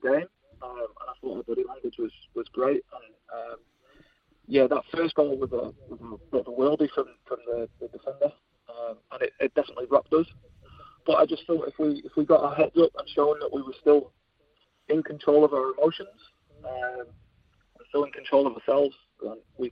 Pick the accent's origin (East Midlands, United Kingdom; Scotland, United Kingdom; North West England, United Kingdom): North West England, United Kingdom; Winsford; now in New Zealand; We grew up in the UK. We're between Liverpool and Manchester.